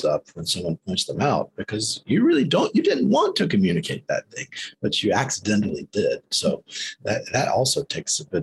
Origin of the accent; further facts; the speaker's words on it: South Carolina, United States; growing up in South Carolina